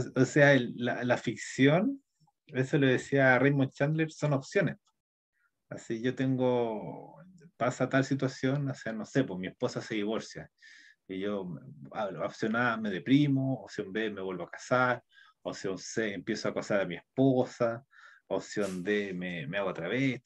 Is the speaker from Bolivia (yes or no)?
no; Chile; nuestro país está cambiando, es como de ser un país neoliberal, va a ser un país como socialista